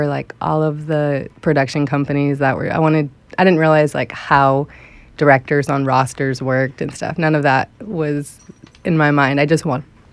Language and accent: English; New Hampshire, United States; moved away as an adult; also born or lived in Boston; my hometown of New Hampshire when I was growing up.